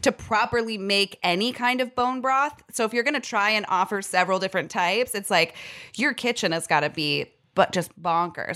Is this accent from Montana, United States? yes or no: no; San Jose, California, United States; I was born in San Jose